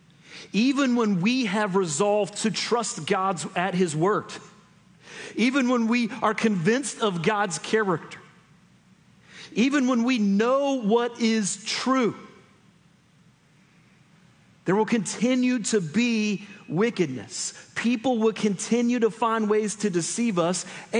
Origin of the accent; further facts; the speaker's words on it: United States; we in the United States